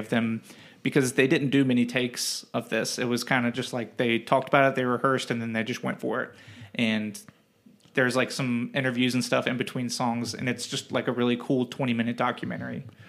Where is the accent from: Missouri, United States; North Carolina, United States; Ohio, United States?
Ohio, United States; Cincinnati; we're both from the Cincinnati area